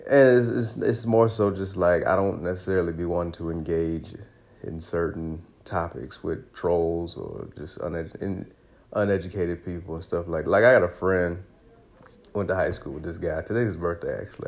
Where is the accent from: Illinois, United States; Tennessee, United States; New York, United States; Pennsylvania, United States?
Illinois, United States; Aurora; I grew up in Aurora, Illinois